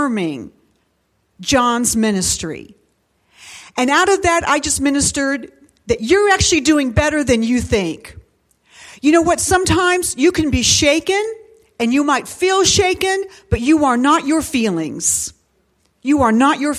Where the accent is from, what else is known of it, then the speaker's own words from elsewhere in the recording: Dayton, Ohio, United States; I was born in Dayton, Ohio at St. Elizabeth Hospital